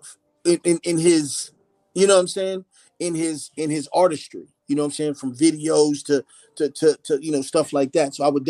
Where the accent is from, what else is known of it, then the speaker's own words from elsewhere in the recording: Philadelphia, Pennsylvania, United States; born there; moved away; I was born in Philly. I ended up moving to the West. Of course, I would go back home to see my grandparents and aunts and things like that.